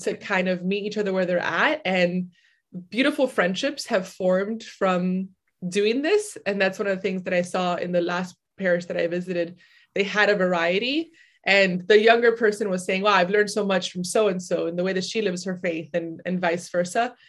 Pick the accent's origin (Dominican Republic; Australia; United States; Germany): Dominican Republic; I'm from Dominican Republic